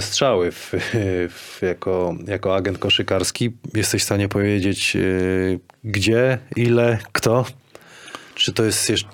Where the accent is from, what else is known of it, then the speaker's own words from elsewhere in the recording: Kuźniki, Lower Silesian Voivodeship, Poland; jako chłopak z Kuźnik